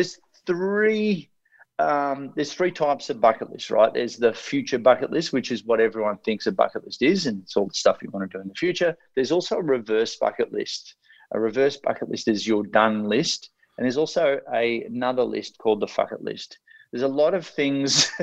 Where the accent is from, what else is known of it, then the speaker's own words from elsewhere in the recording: Ocean Grove, Victoria, Australia; I grew up here in Ocean Grove, about an hour and a half out of Melbourne here in Australia